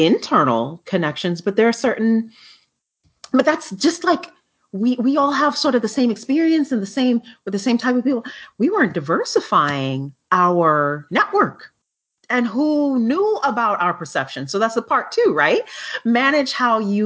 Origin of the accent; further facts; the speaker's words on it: New York City, New York, United States; we're from New York City